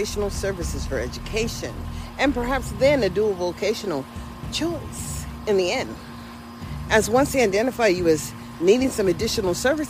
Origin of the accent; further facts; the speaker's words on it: United States; I am an American